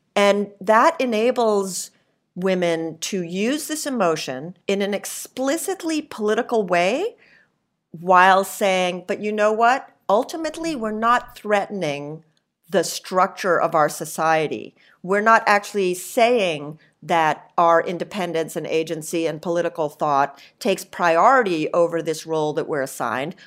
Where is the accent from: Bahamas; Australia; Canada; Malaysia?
Bahamas; I'm part Lebanese and I grew up in the Bahamas